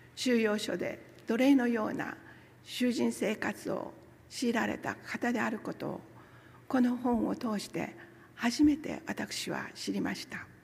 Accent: Hasami, Nagasaki, Japan; moved away as an adult; also born or lived in Tokyo; 私は九州の西端長崎の出身ですそして長崎県には佐世保市とそれから長崎市がございますけれども私の町はその中心にあります波佐見町という小さな町ですそこが私の出身地です

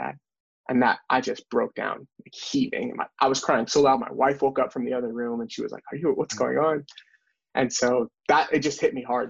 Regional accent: North Carolina, United States; we have growing up in North Carolina

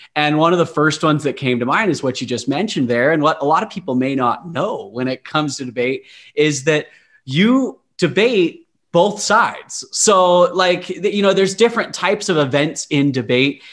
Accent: Utah, United States; I grew up in Utah

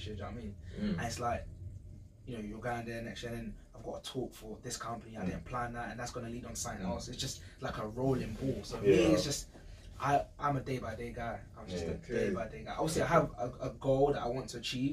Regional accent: London, United Kingdom; I grew up in East London, not in the best of areas by any means

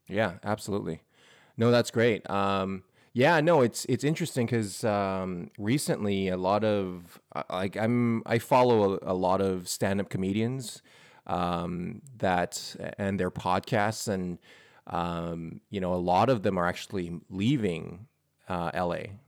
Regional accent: Edmonton, Alberta, Canada; moved away as an adult; now in Vancouver, Canada; growing up in Edmonton

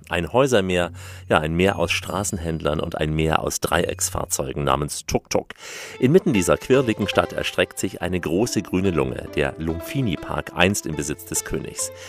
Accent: Thailand; also einer Bananenart bei uns in Thailand.

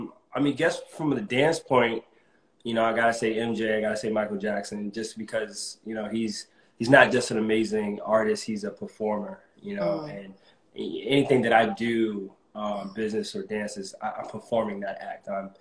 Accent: Germany; born there; I was born in Germany, so I would love to, you know, check that out again, and check out Japan.

